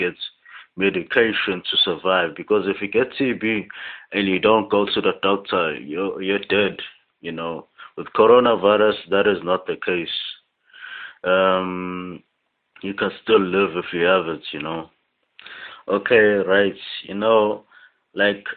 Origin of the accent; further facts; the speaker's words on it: Potchefstroom, North West, South Africa; I was born 10 kilometers from this town, you know. So I can sort of claim that I was born and raised in Sheppy